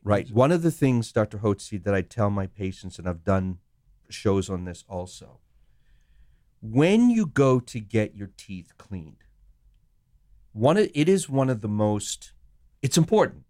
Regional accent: Sri Lanka; moved away; I was born in Sri Lanka

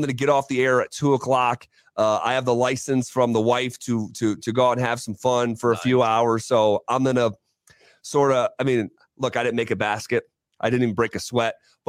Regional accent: Scotia, New York, United States; moved away as an adult; now in Denver, United States; my hometown of Scotia, New York

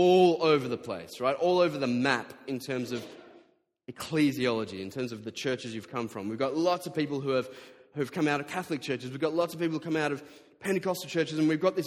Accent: Diamond Creek, Victoria, Australia; I grew up in Diamond Creek, widest suburb in Australia.

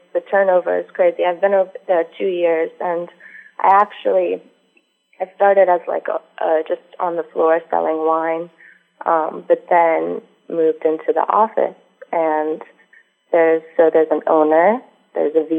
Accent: South Florida, United States; now in Orlando, United States; I'm from South Florida, living in Orlando

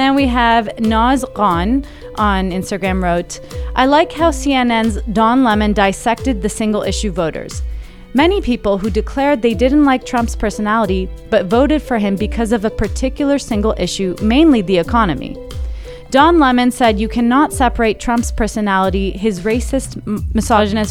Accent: United States; moved away; I'm American.

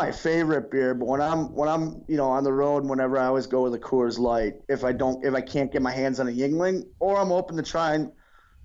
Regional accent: Milwaukee, Wisconsin, United States; I'm from Milwaukee

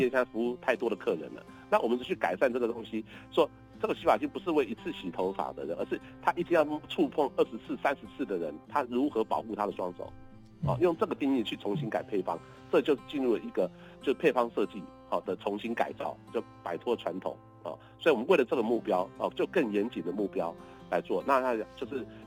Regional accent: Kaohsiung, Taiwan; 我小时候是台凤山出生的

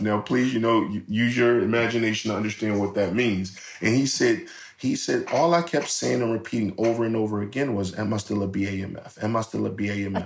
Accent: Philadelphia, Pennsylvania, United States; I'm from North Philadelphia.

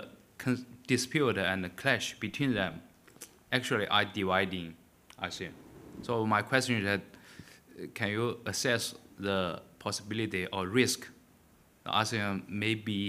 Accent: China; moved away; I'm from China, a Lee Kuan School graduate

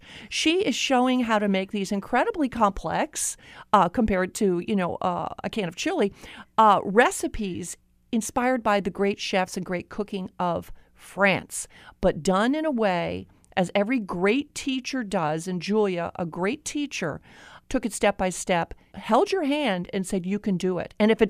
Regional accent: Florida, United States; I grew up in Florida

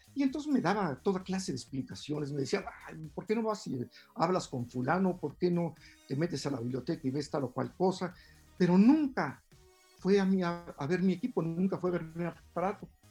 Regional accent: Mexico City, Mexico; Yo estudié o nací eh, y crecí en la Santa María la Ribera, en la colonia, una colonia vieja del centro de la ciudad. Ahí crecí.

